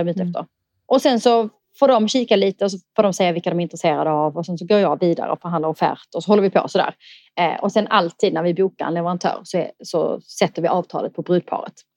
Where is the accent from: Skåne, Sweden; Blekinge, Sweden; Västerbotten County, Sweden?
Skåne, Sweden; Eslöv; moved away; also born or lived in Stockholm; Jag kommer från Eslöv i Skåne